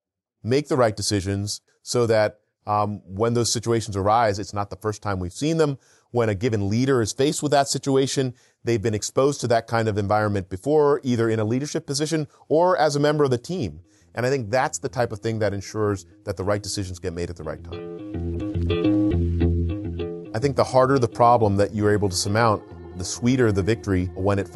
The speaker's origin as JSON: {"language": "English", "region": "East Coast", "country": "United States", "tie": "born or raised there", "moved": "yes", "lives_now": "Southern California, United States", "said": "I grew up on the East Coast in a small farm town"}